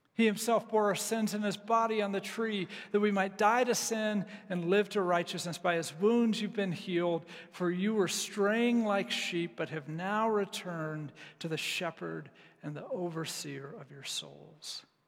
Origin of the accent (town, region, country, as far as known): United States